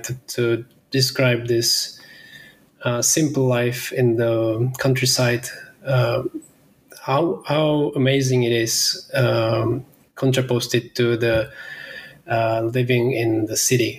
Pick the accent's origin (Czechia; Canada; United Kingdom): Czechia; Pilsen, Plzeň Region; I'm in Pilsen, my hometown in Czech Republic.